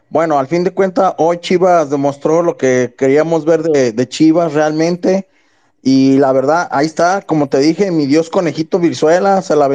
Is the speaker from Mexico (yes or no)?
yes; Guadalajara, Jalisco, Mexico; Sí, soy de Guadalajara